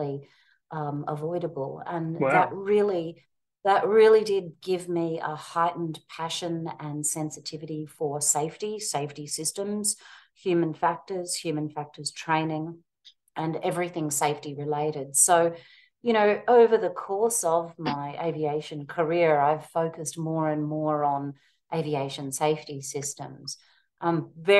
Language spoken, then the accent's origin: English; Queensland, Australia; moved away as an adult; also born or lived in Melbourne, Australia / London, United Kingdom; now in United States; I'm a Queenslander who migrated to Melbourne and obviously grew up in Australia, lived there most of my life